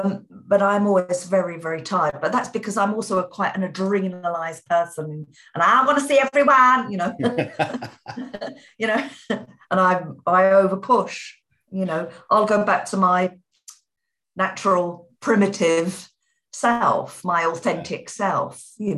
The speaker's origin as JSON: {"language": "English", "region": "London", "country": "United Kingdom", "accent": "Cockney", "said": "My natural accent, as I've talked to people about it before, is Cockney London"}